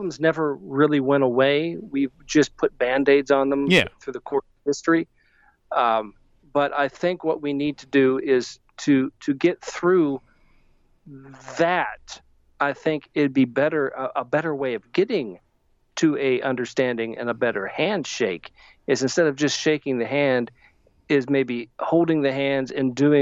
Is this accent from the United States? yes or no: yes; United States; we're all Americans